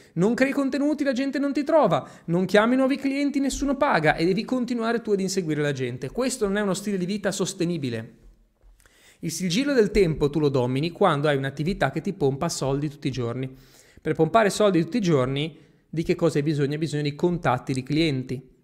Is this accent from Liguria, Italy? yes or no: yes; Genoa, Liguria, Italy; accent: Genoese; Io ho l'accento genovese